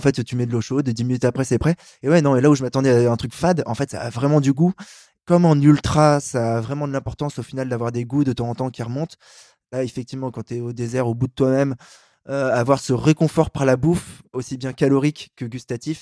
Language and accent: French; Paris, Île-de-France, France; je suis un Parisien